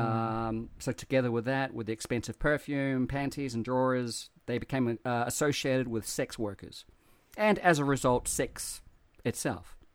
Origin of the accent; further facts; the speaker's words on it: New Zealand; now in Japan; growing up in New Zealand